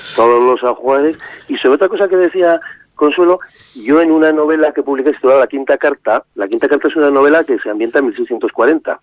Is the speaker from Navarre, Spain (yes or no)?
yes; Estella, Navarre, Spain; yo nací en Estella